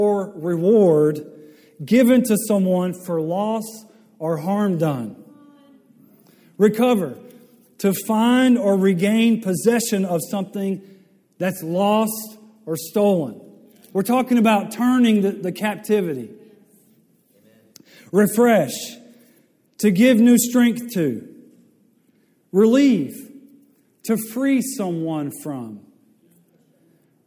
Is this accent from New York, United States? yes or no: no; West Monroe, Louisiana, United States; moved away as an adult; also born or lived in Tennessee; I grew up in Louisiana, just down the road in West Monroe, Louisiana.